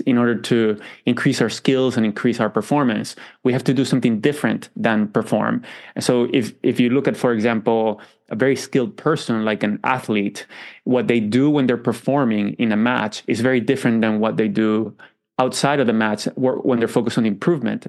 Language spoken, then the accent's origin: English; Venezuela; moved away; I grew up in Venezuela